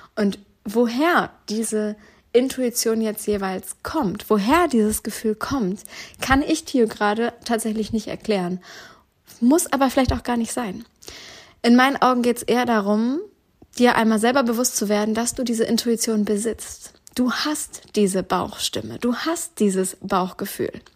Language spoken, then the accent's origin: German; Northern Germany, Germany; also born or lived in Duisburg; Einmal im Norddeutschland in meiner eigentlichen Heimat, wo ich herkomme, wo meine ganze Family lebt